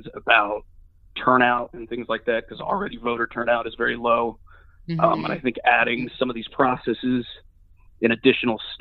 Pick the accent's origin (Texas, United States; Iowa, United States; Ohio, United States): Texas, United States; Sugar Land; moved away as an adult; also born or lived in Batesville, Arkansas; now in Sewanee, United States; I grew up in Sugar Land, Texas.